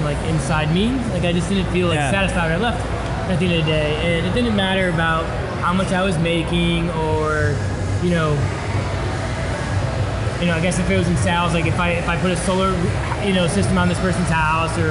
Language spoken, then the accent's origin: English; Syracuse, New York, United States; moved away as an adult; also born or lived in Ithaca, New York / Albany, New York / Rochester, New York / Houston, Texas; I grew up in Syracuse, New York.